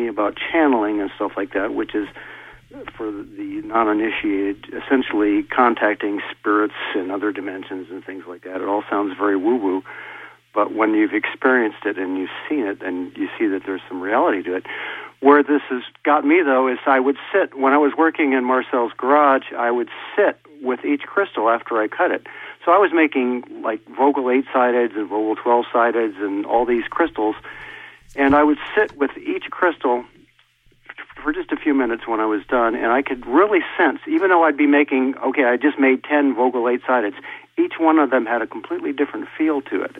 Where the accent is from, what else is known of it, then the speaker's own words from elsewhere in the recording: Midwest, United States; moved away; also born or lived in California; I'm from the Midwest. I moved to California.